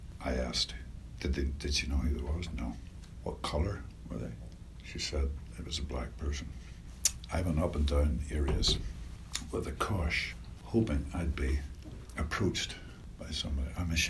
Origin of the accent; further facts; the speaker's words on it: Northern Ireland, United Kingdom; I grew up in Northern Ireland in the Troubles